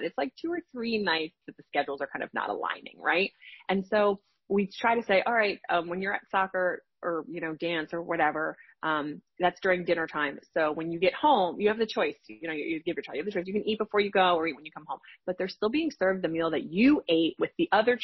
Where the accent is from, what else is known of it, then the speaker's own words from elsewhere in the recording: New Jersey, United States; I live in New Jersey. I'm from New Jersey, and my father worked in the city, and he would commute home